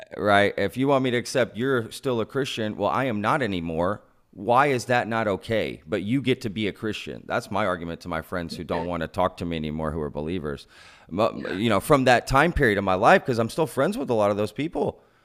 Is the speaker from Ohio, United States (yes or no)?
no; Texas, United States; being a Texan for most of my life, um, an American, I was born here, right?